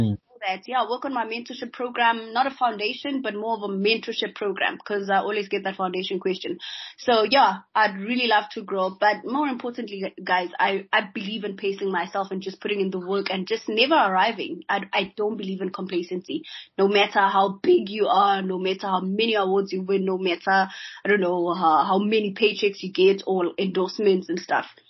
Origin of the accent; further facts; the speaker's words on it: South Africa; as a South African man